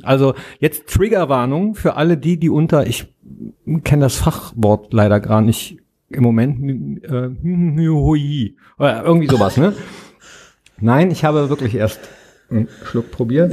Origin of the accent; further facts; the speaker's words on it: Mönchengladbach, North Rhine-Westphalia, Germany; Hier am Nordpark im wunderschönen Mönchengladbach, wo ich geboren bin und auch arbeite